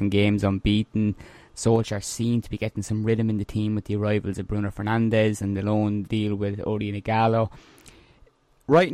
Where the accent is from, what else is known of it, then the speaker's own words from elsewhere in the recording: Ireland; I was born in Ireland, that's where I live